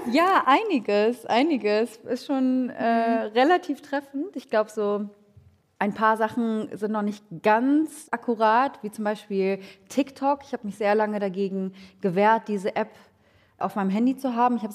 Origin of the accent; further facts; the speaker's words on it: Hamburg, Germany; Also ich bin in Hamburg-Langhorn äh, groß geworden. Ich glaube, Helmut Schmidt ist der bekannteste Langhorner Deutschlands